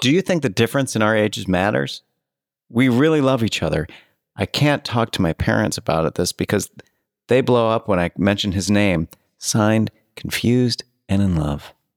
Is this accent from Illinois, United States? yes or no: yes; Oak Park, Illinois, United States; Kathy Griffin is from my hometown.